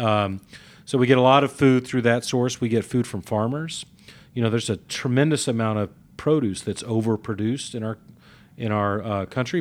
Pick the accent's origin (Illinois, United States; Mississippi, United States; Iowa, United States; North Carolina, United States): Mississippi, United States; now in Atlanta, United States; as a kid growing up in Mississippi